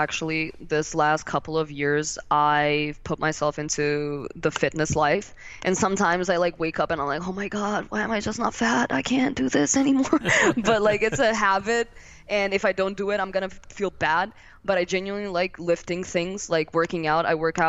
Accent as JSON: {"language": "English", "town": "Milan", "region": "Lombardy", "country": "Italy", "said": "he's from Milan, so we're from Milan"}